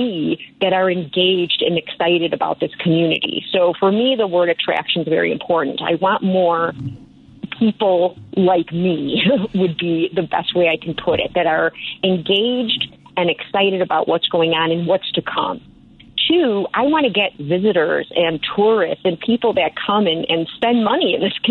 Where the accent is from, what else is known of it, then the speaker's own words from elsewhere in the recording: Chicago, Illinois, United States; moved away as an adult; now in Woodstock, United States; I was born and raised in Chicago